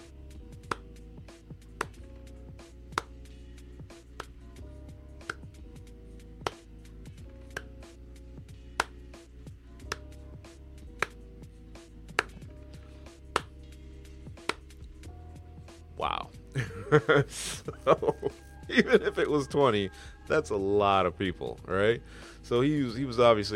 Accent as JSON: {"language": "English", "region": "Michigan", "country": "United States", "said": "I'm from Michigan"}